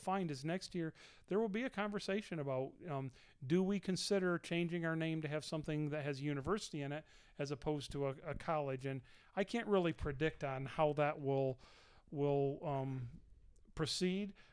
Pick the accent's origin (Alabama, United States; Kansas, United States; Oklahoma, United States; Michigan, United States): Michigan, United States; moved away; from the great state of Michigan, my home state